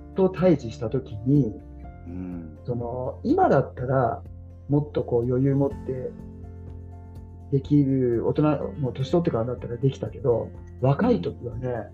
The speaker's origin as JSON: {"language": "Japanese", "region": "Tokyo", "country": "Japan", "tie": "born or raised there", "said": "僕は東京出身だったんで"}